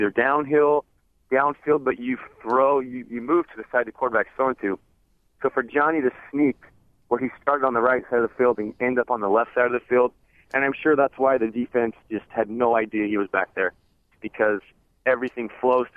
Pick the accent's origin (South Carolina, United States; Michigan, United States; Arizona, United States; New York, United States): Arizona, United States; also born or lived in Utah; now in San Diego, United States; growing up in Arizona, I grew up with the Arizona-Arizona State rivalry